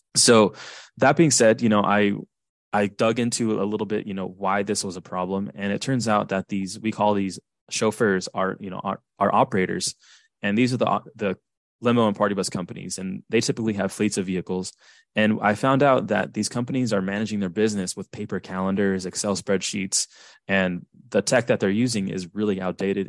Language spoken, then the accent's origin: English; Southern California, United States; I'm from Southern California